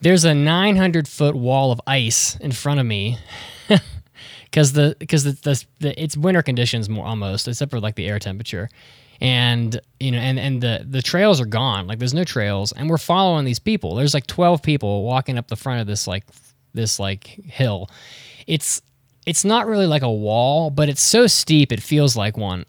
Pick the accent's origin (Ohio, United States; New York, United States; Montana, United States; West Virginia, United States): West Virginia, United States; moved away; I grew up in West Virginia